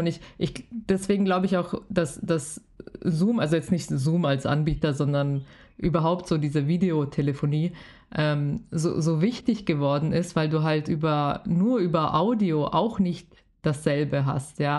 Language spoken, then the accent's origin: German; Bavaria, Germany; ich bin ja selber aus Bayern